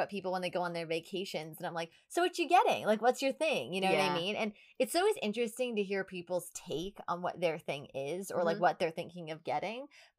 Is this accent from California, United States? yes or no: no; Long Island, New York, United States; We're from Long Island